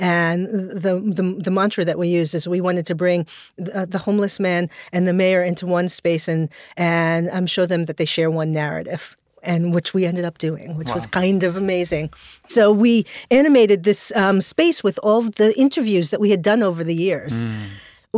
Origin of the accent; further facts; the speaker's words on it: Brooklyn, New York, United States; Well, I grew up in Borm Hill in Brooklyn, in a neighborhood, which I always describe as the neighborhood that people pass through to get to other neighborhoods.